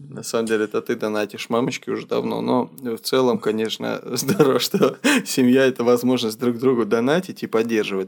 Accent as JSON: {"language": "Russian", "region": "Adygea", "country": "Russia", "tie": "born or raised there", "said": "Я вырос в республике Адыгея"}